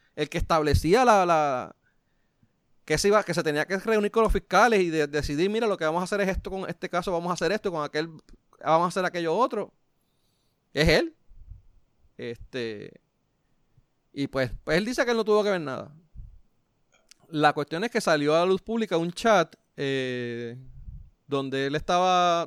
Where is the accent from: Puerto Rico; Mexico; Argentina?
Puerto Rico; a pesar de que soy latino, pues, eh, vamos, blanco dentro de Puerto Rico, pues soy considerado blanco, pues, si vamos a Estados Unidos, soy marrón